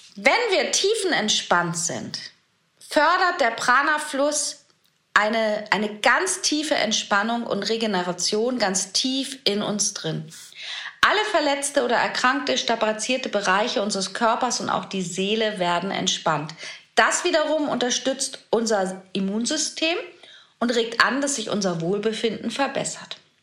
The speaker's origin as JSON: {"language": "German", "country": "Germany", "said": "hier bei uns in Deutschland"}